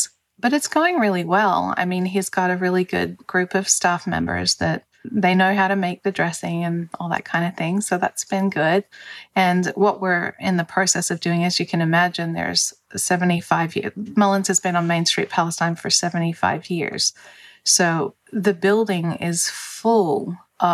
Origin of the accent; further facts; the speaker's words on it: Australia; moved away as an adult; also born or lived in California / Denver; now in United States; I'm actually Australian. So I moved from Australia to California